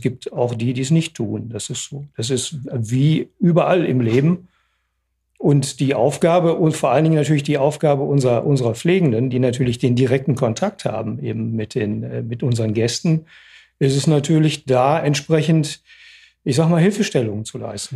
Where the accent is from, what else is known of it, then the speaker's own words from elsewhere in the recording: Oberhausen, North Rhine-Westphalia, Germany; ich bin geboren in Oberhausen